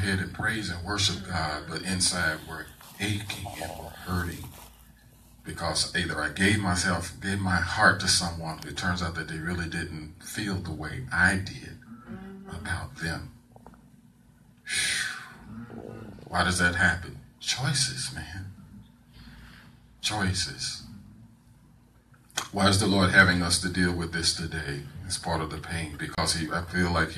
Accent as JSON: {"language": "English", "town": "St. Louis", "region": "Missouri", "country": "United States", "tie": "born or raised there", "said": "I am a Southern kid born and raised in St. Louis, Missouri"}